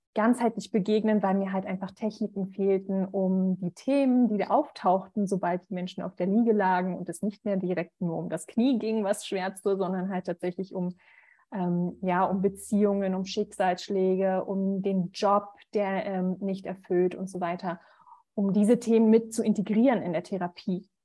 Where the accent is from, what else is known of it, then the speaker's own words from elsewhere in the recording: Berlin, Germany; Ich bin 33, ähm, gebürtige Berlinerin.